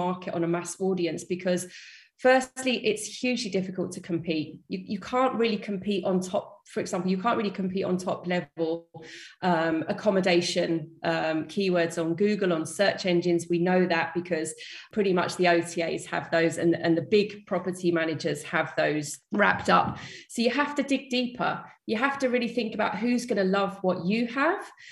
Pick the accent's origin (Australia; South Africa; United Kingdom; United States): United Kingdom; London; moved away as an adult; now in Malaga, Spain; I'm from London originally, based in Malaga, in the south of Spain